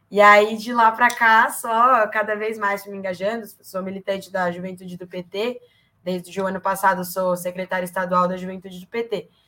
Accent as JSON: {"language": "Portuguese", "town": "Ribeirão Preto", "region": "São Paulo", "country": "Brazil", "tie": "born or raised there", "also_born_or_lived": "São Bernardo do Campo", "lives_now": "São Paulo, Brazil", "said": "eu nasci em São Bernardo do Campo, é, em 97, mas eu cresci em Ribeirão Preto, e aí só faz um tempo para cá que eu mudei aqui para São Paulo, quando eu vim fazer faculdade."}